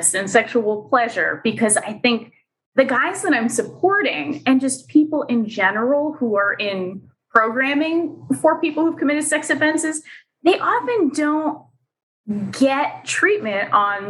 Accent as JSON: {"language": "English", "region": "Pennsylvania", "country": "United States", "tie": "born or raised there", "also_born_or_lived": "New Hampshire", "moved": "as an adult", "said": "came back to my home state of Pennsylvania"}